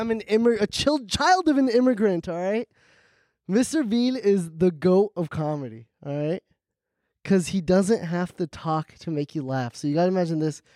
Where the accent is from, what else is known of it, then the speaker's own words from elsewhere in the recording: Hackensack, New Jersey, United States; I was born in Jersey